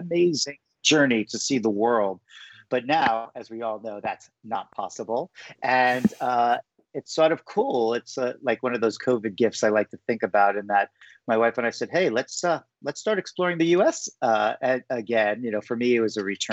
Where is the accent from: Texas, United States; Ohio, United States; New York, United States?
New York, United States; New York City; as a New Yorker with no nature exposure